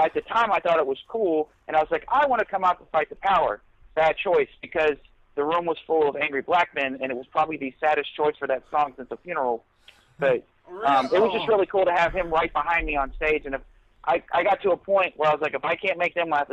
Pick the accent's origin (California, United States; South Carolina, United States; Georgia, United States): South Carolina, United States; moved away; I'm from South Carolina, and I got to perform in a theater there in South Carolina.